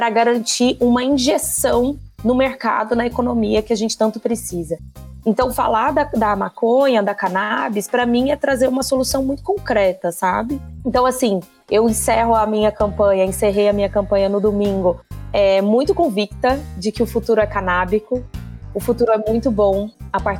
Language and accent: Portuguese; Goiânia, Goiás, Brazil; moved away as an adult; now in São Paulo, Brazil; Bom, Igor, eu sou de Goiânia … Eu vim para São Paulo há 15 anos atrás fazer faculdade